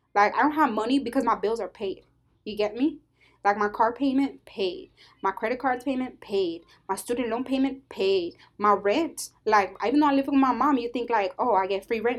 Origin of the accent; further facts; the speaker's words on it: United States; I'm an American